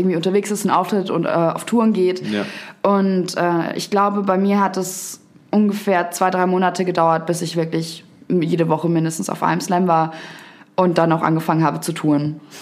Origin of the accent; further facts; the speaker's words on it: Garmisch-Partenkirchen, Bavaria, Germany; moved away as an adult; also born or lived in Munich; now in Berlin, Germany; Ich bin zuerst von meinem Heimatort, Garmisch-Partenkirchen heißt das, ähm, nach München gezogen und habe dort drei Jahre gelebt